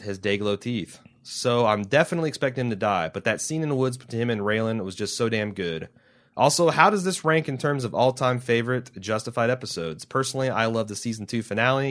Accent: Indiana, United States; I'm from Indiana.

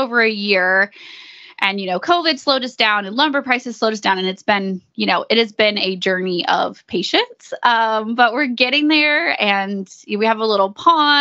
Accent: East Texas, United States; We are from East Texas

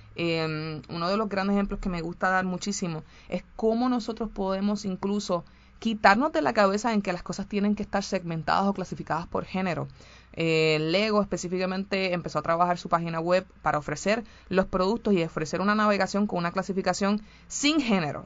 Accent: Puerto Rico; en mi país, Puerto Rico, como saben, eh, somos súper femeninos

